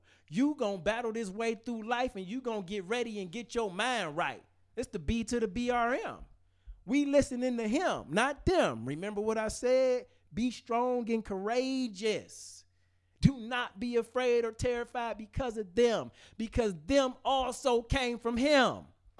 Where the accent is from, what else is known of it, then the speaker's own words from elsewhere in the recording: Detroit, Michigan, United States; It's easy for me to say I grew up in Detroit public schools.